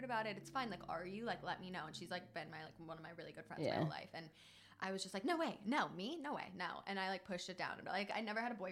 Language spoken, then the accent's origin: English; Cleveland, Ohio, United States; moved away; I grew up in like a super religious like Midwestern, I'm from Ohio